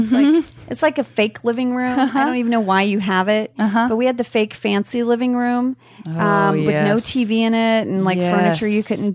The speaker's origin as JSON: {"language": "English", "country": "Indonesia", "tie": "born or raised there"}